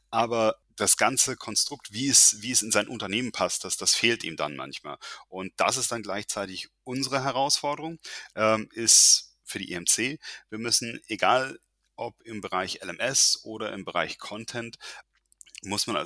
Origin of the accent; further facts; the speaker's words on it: Landstuhl, Rhineland-Palatinate, Germany; born there; eigentlich, äh, ich bin ähm, hier in Deutschland geboren, äh, um genau zu sein, in Landstuhl.